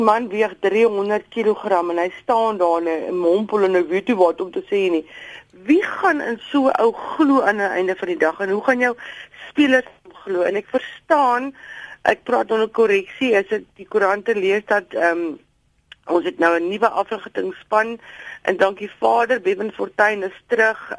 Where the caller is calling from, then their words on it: George, Western Cape, South Africa; ek is hier van George